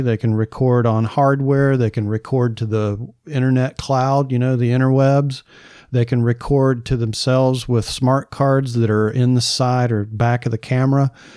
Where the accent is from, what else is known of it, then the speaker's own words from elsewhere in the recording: the South, United States; I'm from the South